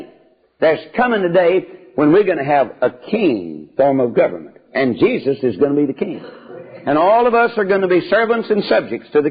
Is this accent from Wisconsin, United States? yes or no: no; Dawson, Texas, United States; my hometown of Dawson, Texas, over on the other side of Corsicana